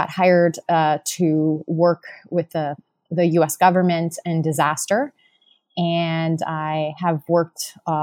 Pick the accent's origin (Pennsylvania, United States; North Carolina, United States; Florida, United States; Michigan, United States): Florida, United States; Miami; I'm from Miami, Florida. That's currently where I live as well, in Miami Beach.